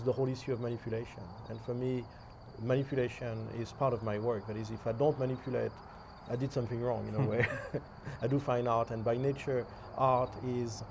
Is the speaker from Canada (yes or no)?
no; Paris, Île-de-France, France; moved away as an adult; I was originally from France, and my studies were originally in painting. That is, I studied painting and drawing at the Vie Académie des Beaux-Arts in Paris